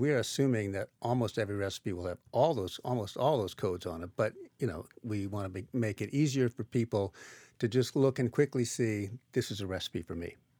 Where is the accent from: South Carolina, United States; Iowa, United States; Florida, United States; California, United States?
Iowa, United States; when I was growing up in Iowa